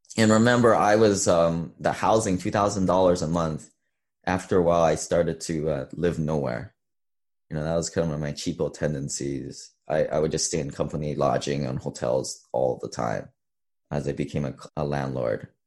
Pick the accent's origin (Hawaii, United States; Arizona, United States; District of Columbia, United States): Hawaii, United States; moved away as an adult; also born or lived in Seattle; I grew up in Hawaii